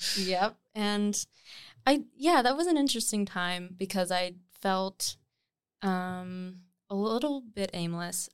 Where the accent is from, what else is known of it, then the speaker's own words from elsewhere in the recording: Nova Scotia, Canada; moved away as an adult; also born or lived in Munster, Ontario; now in Toronto, Canada; I was born in, actually, Ontario, in, like, a very small hamlet. called Munster, but then I moved to Nova Scotia when I was, like, eight or nine.